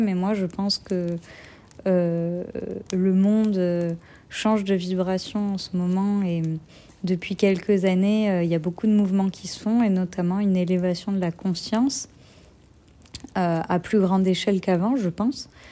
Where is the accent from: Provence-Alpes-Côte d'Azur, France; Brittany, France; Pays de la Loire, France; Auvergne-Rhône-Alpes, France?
Provence-Alpes-Côte d'Azur, France; Marseille; j'ai grandi de, de, mes 4 à 18 ans à Marseille.